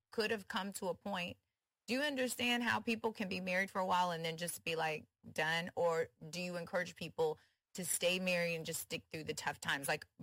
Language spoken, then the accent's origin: English; Houston, Texas, United States; I'm from Houston